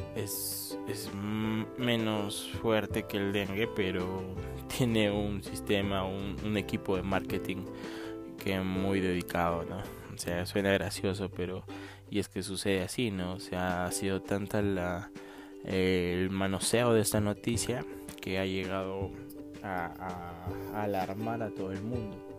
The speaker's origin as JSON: {"language": "Spanish", "region": "Arequipa", "country": "Peru", "said": "yo soy de Arequipa, Perú"}